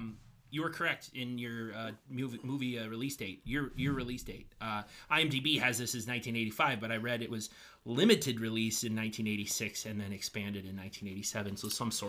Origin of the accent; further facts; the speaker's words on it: England, United Kingdom; English. Actually, I'm English.